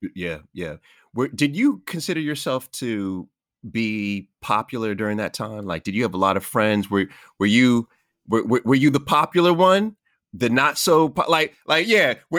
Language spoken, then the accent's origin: English; New York City, New York, United States; I was born in Jamaica, Queens